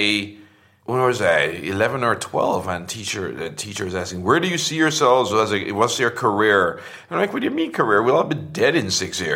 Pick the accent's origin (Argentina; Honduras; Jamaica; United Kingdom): Jamaica; Portmore; moved away as an adult; I grew up in a suburb outside Kingston called Portmore